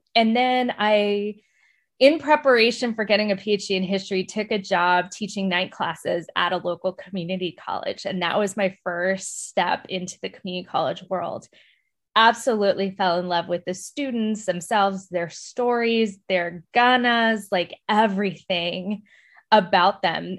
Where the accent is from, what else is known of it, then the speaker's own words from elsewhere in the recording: El Paso, Texas, United States; moved away as an adult; also born or lived in San Antonio, Texas / Iowa; I was born and raised in El Paso